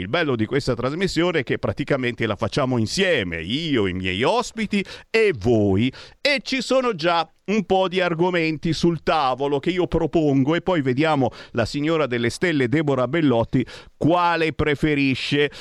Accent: Monza, Lombardy, Italy; Monza, mia città natale, ci ho vissuto 30 anni

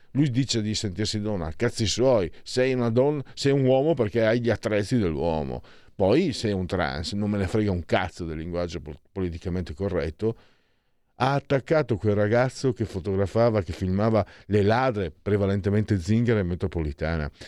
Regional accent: Friuli-Venezia Giulia, Italy; now in Milan, Italy; vengo dal Friuli, dal Ve- sono Friul Veneto

